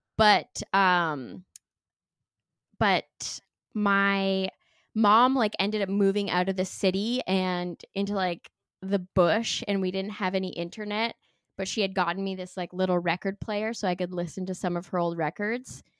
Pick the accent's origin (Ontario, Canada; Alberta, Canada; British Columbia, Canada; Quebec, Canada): Ontario, Canada; Sudbury; moved away; also born or lived in Toronto; I'm from Northern Ontario originally, but I moved to Toronto for school